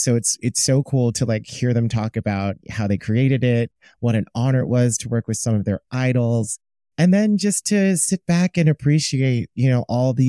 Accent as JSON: {"language": "English", "region": "East Coast", "country": "United States", "said": "And I'm from the East Coast. So like, maybe it tracks."}